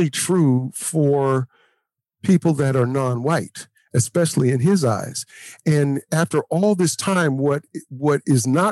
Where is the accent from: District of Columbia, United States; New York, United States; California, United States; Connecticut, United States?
California, United States; Oakland; also born or lived in Louisiana; I was from Oakland